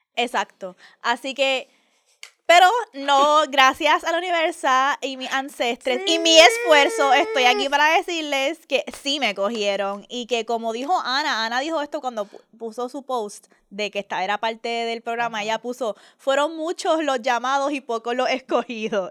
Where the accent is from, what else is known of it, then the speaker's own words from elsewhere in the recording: Puerto Rico; la gente Bori